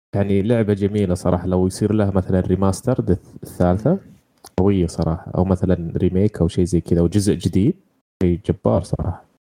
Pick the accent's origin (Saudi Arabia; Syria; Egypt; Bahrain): Saudi Arabia; عندنا في السعودية